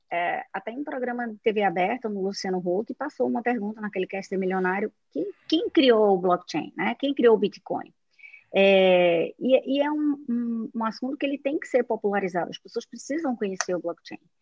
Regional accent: Northeast Region, Brazil; accent: nordestino; now in Recife, Brazil; estou aqui em Recife, pelo meu sotaque, vocês já sabem que sou nordestina

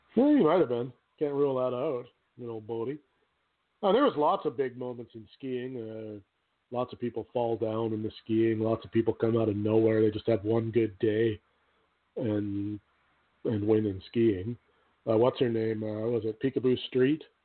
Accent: Canada; I'm Canadian

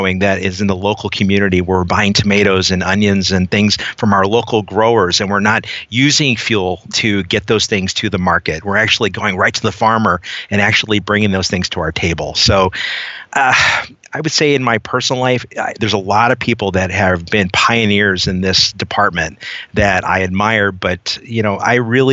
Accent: Southern California, United States; I grew up in Southern California

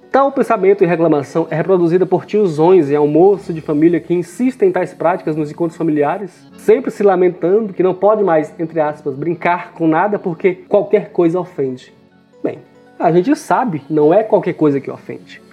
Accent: Ceará, Brazil; Sou cearense, residente no interior do estado do Ceará

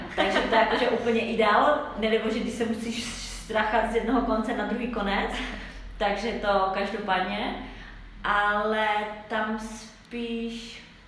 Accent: Czechia; also born or lived in Italy; jsem z Česka

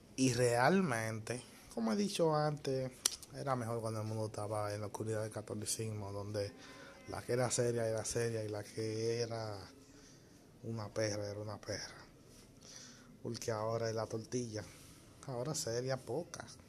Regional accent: Dominican Republic; mi país, o sea, República Dominicana

